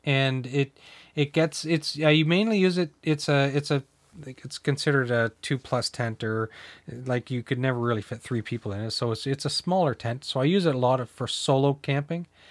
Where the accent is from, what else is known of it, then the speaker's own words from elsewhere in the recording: the Maritimes, Canada; moved away; I'm from the Maritime, so I used to go down, we used to cross border shop into Maine